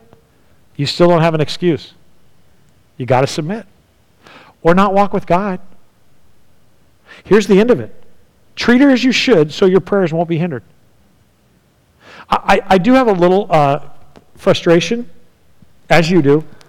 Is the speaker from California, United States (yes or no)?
yes; California, United States; moved away; I'm from California